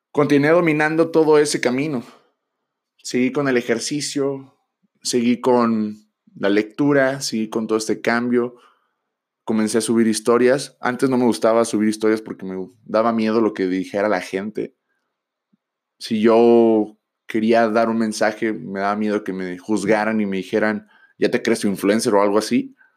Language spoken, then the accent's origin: Spanish; Tijuana, Baja California, Mexico; Yo soy de Tijuana